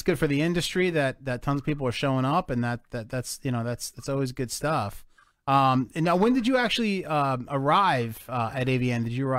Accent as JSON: {"language": "English", "region": "New Jersey", "country": "United States", "said": "We're from Jersey"}